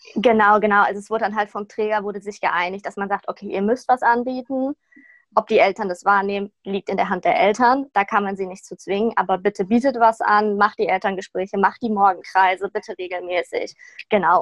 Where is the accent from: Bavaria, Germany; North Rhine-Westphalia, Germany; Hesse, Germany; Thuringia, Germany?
North Rhine-Westphalia, Germany; Sauerland; moved away as an adult; now in Cologne, Germany; Ich komme eigentlich aus dem Sauerland, bin extra nach Köln gezogen, um mein Anerkennungsjahr zu machen.